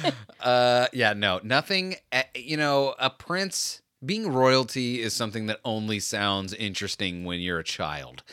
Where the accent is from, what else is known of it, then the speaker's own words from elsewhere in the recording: United States; me also as an American